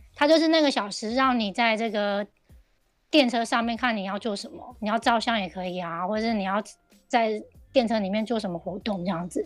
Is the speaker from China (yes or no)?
no; Taiwan; now in Japan; 我觉得这个是对我们台湾人而言是一个很不同的怎么讲？不同的想法